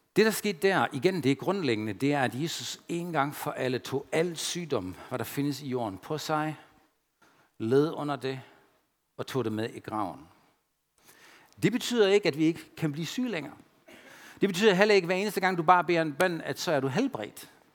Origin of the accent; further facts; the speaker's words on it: Germany; Danish is a second language; now in Denmark; jeg følte mig stadigvæk som tysker